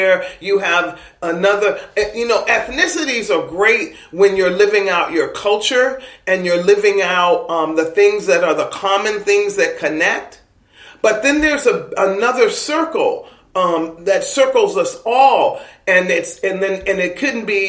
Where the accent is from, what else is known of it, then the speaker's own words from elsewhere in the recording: East Coast, United States; accent: East Coast; moved away as an adult; now in California, United States; I'm from the East Coast, not just by my accent, but by my behavior and the way that I kind of analyze things, because that's where I was nurtured and born